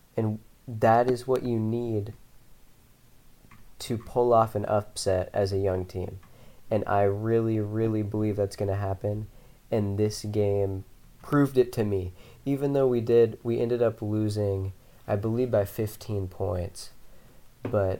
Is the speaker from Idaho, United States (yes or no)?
no; Spokane, Washington, United States; I grew up in Spokane